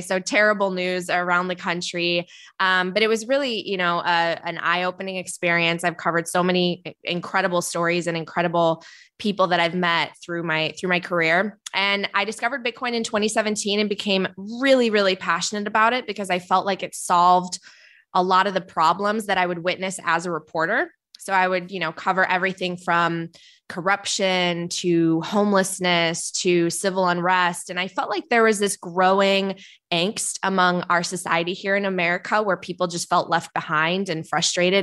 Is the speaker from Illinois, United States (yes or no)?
yes; Palatine, Illinois, United States; also born or lived in Poland; My family came to the suburbs of Chicago when I was five, so I grew up outside Chicago